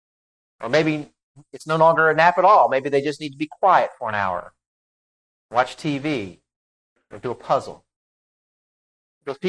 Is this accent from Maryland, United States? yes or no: yes; Maryland, United States; I'm from Maryland